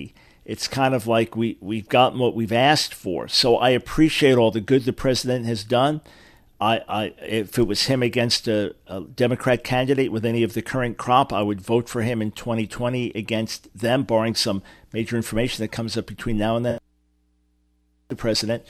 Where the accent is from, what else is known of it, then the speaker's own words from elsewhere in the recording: New York, United States; I grew up in New York, and it was not a segregated society there